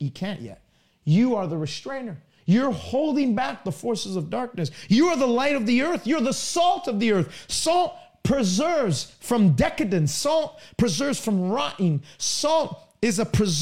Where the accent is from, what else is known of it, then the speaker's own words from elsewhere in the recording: Canada; I'm from Canada